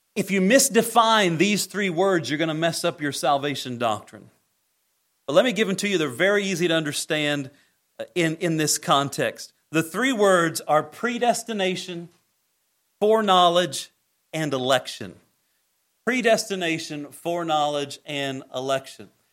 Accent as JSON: {"language": "English", "area": "Greene County", "region": "Indiana", "country": "United States", "tie": "born or raised there", "said": "A little kid growing up in Greene County, Indiana, where there's more cows than people"}